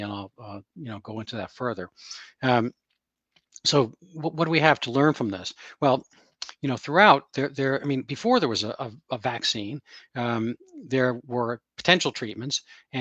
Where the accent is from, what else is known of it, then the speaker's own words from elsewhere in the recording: New York City, New York, United States; I'm from New York City myself, the borough of Queens